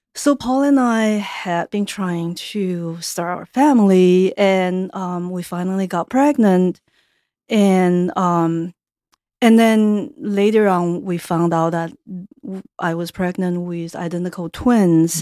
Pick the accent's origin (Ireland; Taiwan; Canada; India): Taiwan; moved away as an adult; now in United States; I grew up in Taiwan